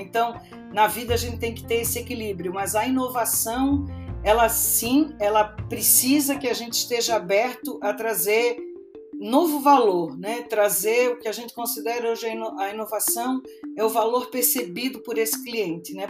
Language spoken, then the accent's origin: Portuguese; Florianópolis, Santa Catarina, Brazil; moved away as an adult; now in São Paulo, Brazil; Eu sou de Florianópolis, nasci lá e passei a minha adolescência, a minha juventude sem meu pai italiano deixar eu vir para São Paulo.